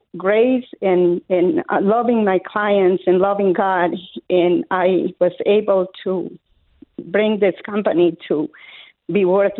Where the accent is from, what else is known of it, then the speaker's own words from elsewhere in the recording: Colombia; English is a second language; moved away as an adult; now in United States; I was born in Colombia, South America, up in the mountains, where we had no running water, no electricity, nothing, not even a radio to listen to the news. And I came to this country at the age of 18 years old with $10 in my pocket, no English.